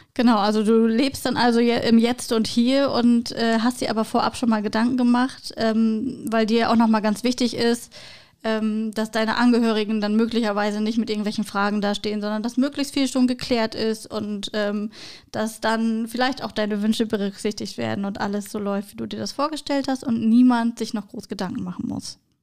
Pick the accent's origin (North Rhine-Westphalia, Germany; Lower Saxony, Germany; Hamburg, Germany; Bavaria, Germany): Lower Saxony, Germany; Emsland; ich brot auch platt und ich komme aus Emsland